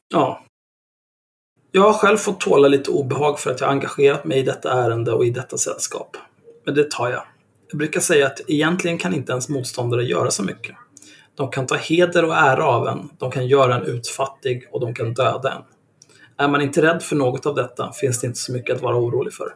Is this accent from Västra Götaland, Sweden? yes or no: no; Stockholm, Stockholm County, Sweden; redan när jag kom dit så var jag en dryg stockholmare